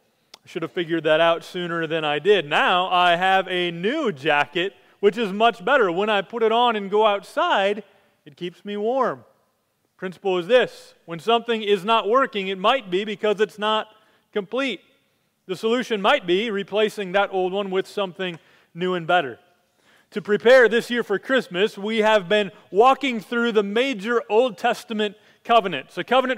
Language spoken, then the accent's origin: English; Minnesota, United States; and I, though I came from Minnesota, I do prefer to be warm.